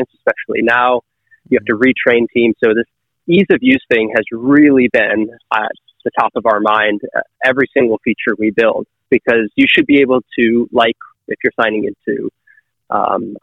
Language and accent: English; Northern Michigan, United States; moved away; I'm from Northern Michigan originally